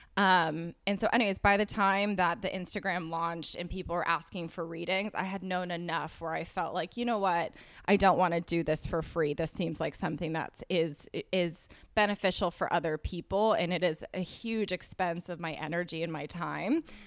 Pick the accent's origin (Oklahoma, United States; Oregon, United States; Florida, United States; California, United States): California, United States; Berkeley; moved away as an adult; also born or lived in New York City; I'm from California, from Berkeley, and I moved to New York City the day after I graduated